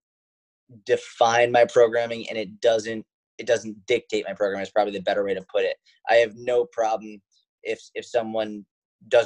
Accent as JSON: {"language": "English", "town": "Boston", "region": "Massachusetts", "country": "United States", "tie": "born or raised there", "said": "I grew up in Boston"}